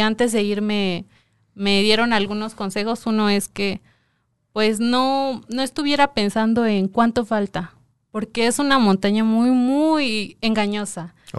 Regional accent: Coacalco, State of Mexico, Mexico; yo soy de Coacalco

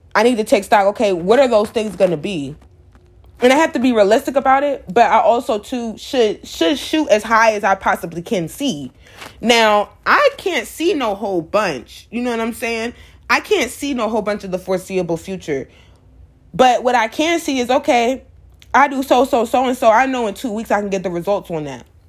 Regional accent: Atlanta, Georgia, United States; I'm from Atlanta

